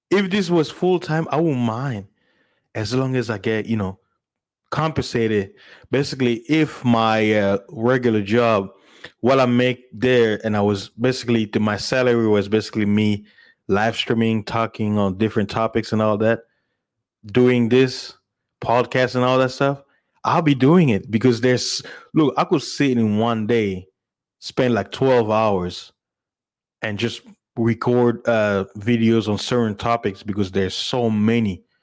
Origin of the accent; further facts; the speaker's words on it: DR Congo; also born or lived in South Africa / United States; I'm originally from Congo, South Africa, and American, you know.